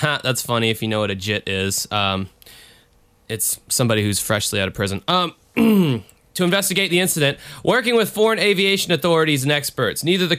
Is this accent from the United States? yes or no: no; Australia; accent: Australian; We had 6 Australians, or John F. Kennedy impersonator accents, if you will. Because my Australian accent sounds similar to...